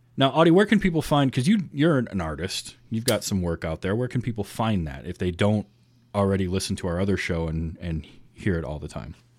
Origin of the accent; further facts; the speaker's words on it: northern Michigan, United States; I grew up in the Midwest in northern Michigan.